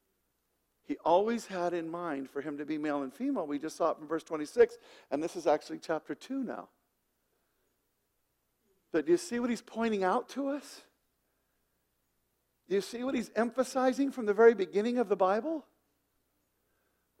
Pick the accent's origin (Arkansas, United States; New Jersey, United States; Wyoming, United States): Wyoming, United States; I'm from Wyoming.